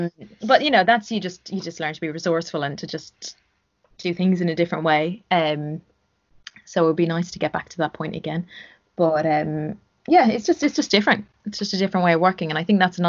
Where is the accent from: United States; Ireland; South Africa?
Ireland; Growing up in Ireland